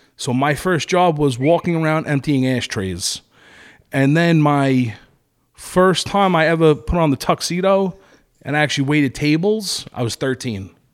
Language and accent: English; Brooklyn, New York, United States; I'm from New York, I'm from Brooklyn, I'm Italian